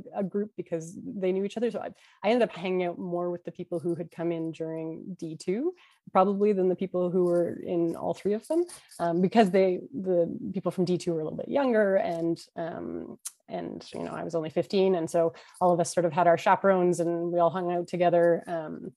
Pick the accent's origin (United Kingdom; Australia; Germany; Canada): Canada; Vancouver, British Columbia; I was from Vancouver